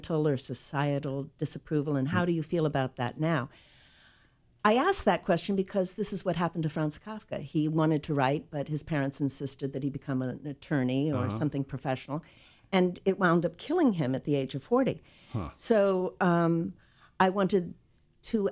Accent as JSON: {"language": "English", "town": "New York City", "region": "New York", "country": "United States", "tie": "born or raised there", "moved": "yes", "lives_now": "San Diego, United States", "said": "I was born in New York City."}